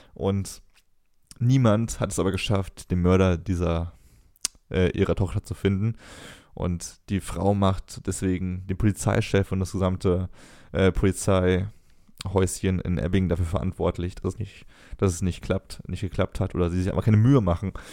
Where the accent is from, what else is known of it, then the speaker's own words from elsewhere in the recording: Cologne, North Rhine-Westphalia, Germany; muss ich als Kölner auch sagen